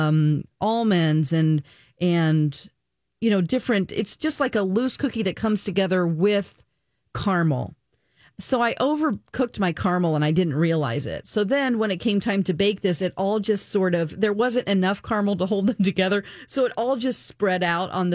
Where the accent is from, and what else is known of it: United States